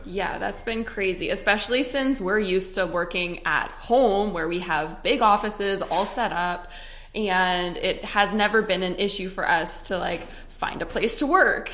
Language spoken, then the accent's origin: English; Canada; moved away as an adult; also born or lived in Edmonton, Alberta; now in Scottsdale, United States; I'm Canadian.